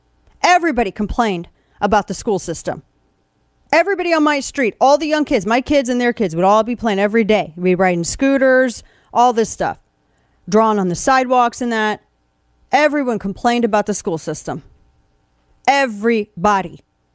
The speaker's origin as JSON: {"language": "English", "town": "St. Louis", "region": "Missouri", "country": "United States", "tie": "born or raised there", "said": "my hometown of St. Louis. I was a city booster. I lived in the city. I lived on a regular street like everybody else in the city."}